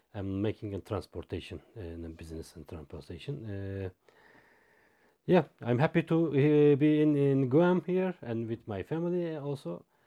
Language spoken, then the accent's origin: English; Izmir, Turkey; English is a second language; I came from Izmir